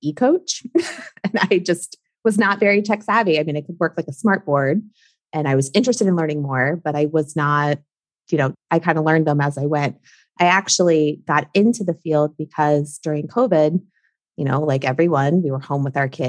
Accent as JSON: {"language": "English", "region": "Maryland", "country": "United States", "tie": "born or raised there", "moved": "yes", "lives_now": "South Florida, United States", "said": "I'm from Maryland. I grew up in Maryland. My whole family's there."}